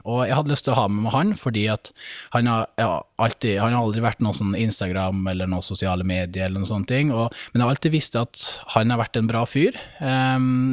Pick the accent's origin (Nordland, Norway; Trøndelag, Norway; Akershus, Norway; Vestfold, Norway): Nordland, Norway; Brønnøysund; moved away as an adult; also born or lived in Bodø; Født og oppvokst i Brønnøysund